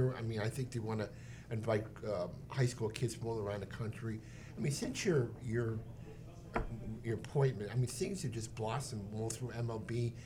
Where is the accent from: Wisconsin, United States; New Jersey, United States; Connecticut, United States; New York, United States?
New Jersey, United States; I'm a New Jersey person too.